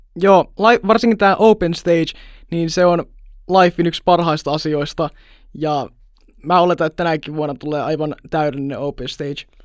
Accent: Jyväskylä, Central Finland, Finland; mä oon Jyväskylästä

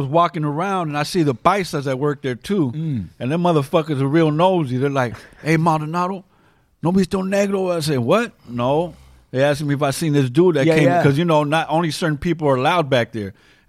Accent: Santa Monica, California, United States; I'm from Los Angeles. I'm from Santa Monica.

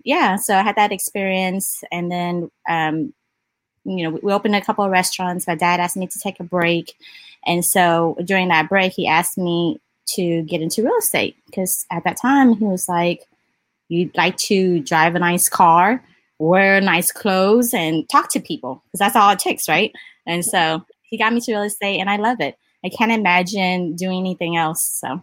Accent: Austin, Texas, United States; I'm from Austin, Texas

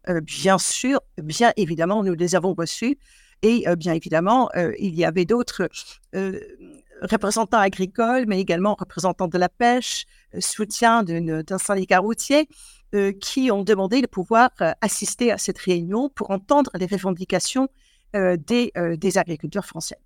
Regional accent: Eindhoven, North Brabant, Netherlands; French is a second language; now in France; je suis née à Eindhoven, hein, donc qui est effectivement la partie sous les fleuves, donc la partie catholique des, des Pays-Bas où je suis née

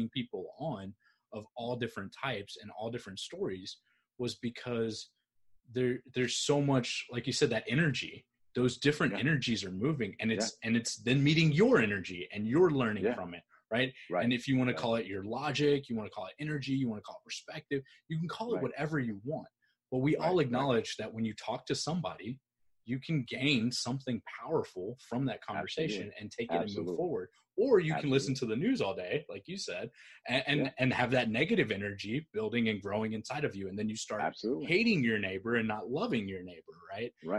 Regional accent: United States; I'm Filipino American, grew up in foster care

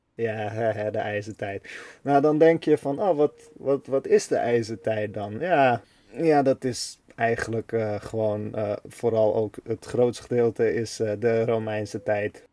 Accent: Netherlands

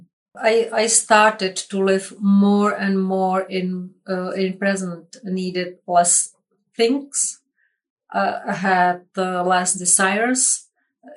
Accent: Czechia; I'm from Czech Republic.

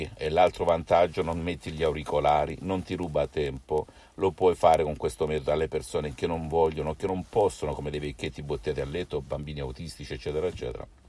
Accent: Salento, Apulia, Italy; io sono italiano, sono salentino

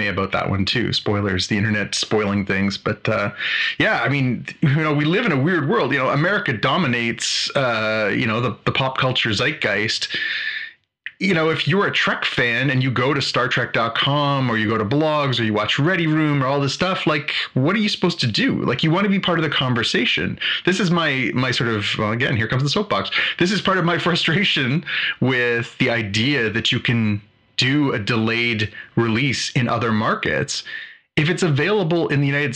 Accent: Canada

